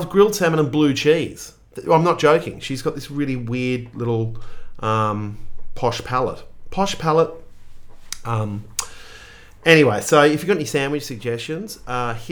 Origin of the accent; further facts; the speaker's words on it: Australia; I am a mid-40s white Australian male